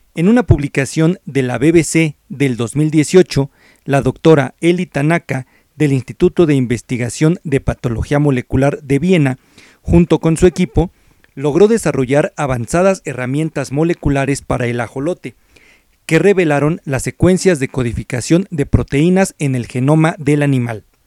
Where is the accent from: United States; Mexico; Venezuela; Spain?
Mexico; nuestra identidad como mexicanos